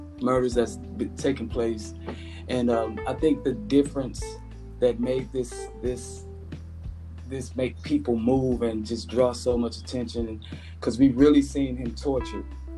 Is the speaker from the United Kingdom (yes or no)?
no; Beaumont, Texas, United States; I'm from Beaumont, Texas